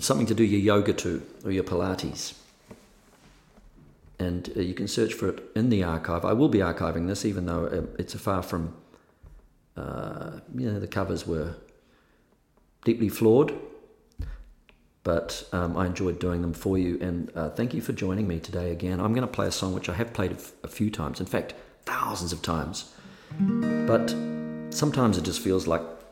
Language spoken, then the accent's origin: English; New Zealand; now in Los Angeles, United States